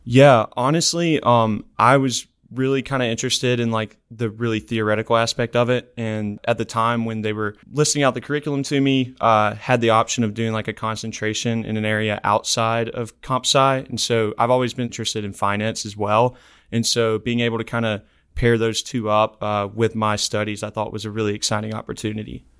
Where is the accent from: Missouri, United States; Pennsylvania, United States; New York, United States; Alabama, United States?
Alabama, United States; Decatur; Decatur, Alabama, right outside of Huntsville.